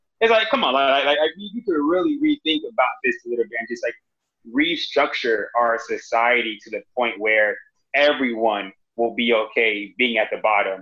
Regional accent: Miami, Florida, United States; moved away as an adult; also born or lived in North Carolina / Boston; now in Austin, United States; when I grew up in Miami

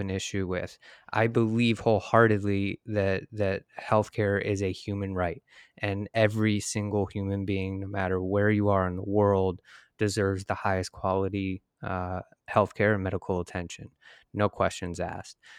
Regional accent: Michigan, United States; moved away; I'm from Michigan originally

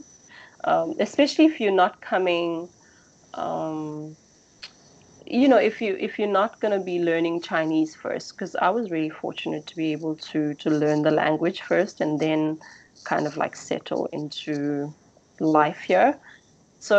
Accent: South Africa; moved away; back to my home country

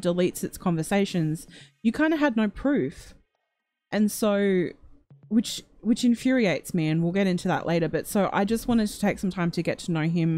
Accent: Australia; accent: Australian; my annoying Australian accent

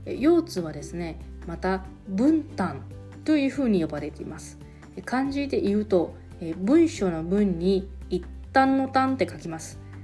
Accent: Taiwan; moved away as an adult; now in Okinawa, Japan; 私台湾出身の記者

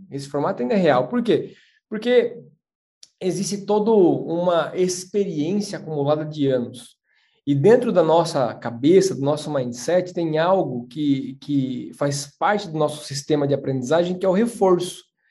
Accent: São Miguel Arcanjo, São Paulo, Brazil; moved away; Eu sou de São Miguel Arcanjo, interior de São Paulo

